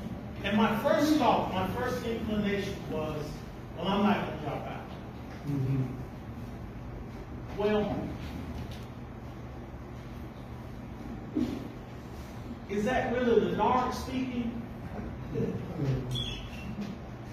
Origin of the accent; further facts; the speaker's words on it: Clanton, Alabama, United States; I grew up right here in Clinton. I grew up in the West End